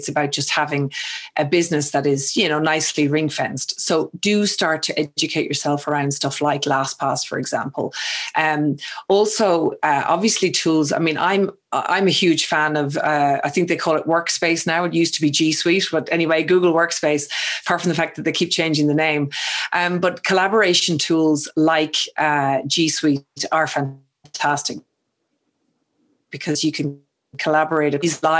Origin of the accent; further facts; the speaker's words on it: Ireland; I mean, you know, you're English, I'm Irish. I have a habit of speaking too fast, you know, using slang or local vernacular that maybe somebody else mightn't understand.